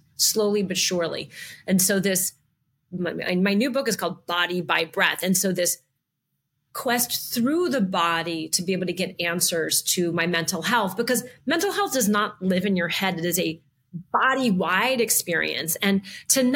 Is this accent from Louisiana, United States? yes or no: yes; New Orleans, Louisiana, United States; moved away; I was originally from the South, from New Orleans